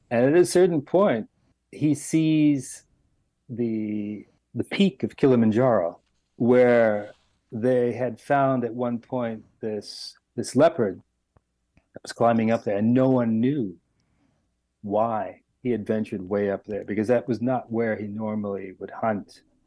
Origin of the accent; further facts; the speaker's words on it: Miami, Florida, United States; moved away; I was born and raised in Miami